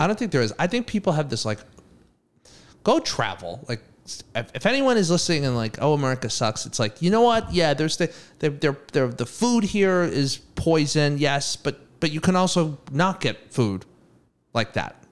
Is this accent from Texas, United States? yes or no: no; Massachusetts, United States; I'm from Massachusetts